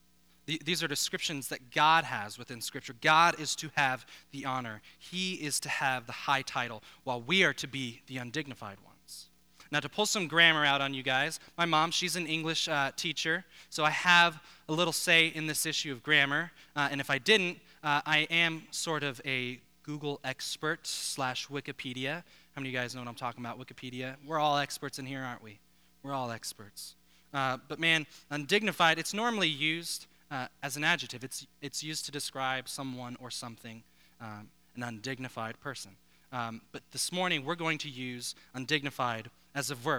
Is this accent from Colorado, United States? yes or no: yes; Denver, Colorado, United States; now in South Florida, United States; I grew up actually not too far from here, born and raised in Colorado